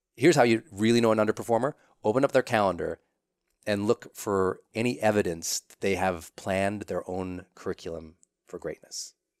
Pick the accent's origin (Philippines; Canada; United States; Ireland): United States; Montana; I'm from Montana.